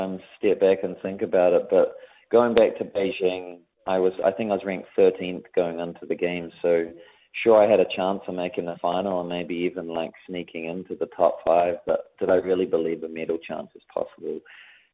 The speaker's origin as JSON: {"language": "English", "town": "Lower Hutt", "region": "Wellington", "country": "New Zealand", "tie": "born or raised there", "also_born_or_lived": "United States", "moved": "as an adult", "said": "I was a kid from the Hutt"}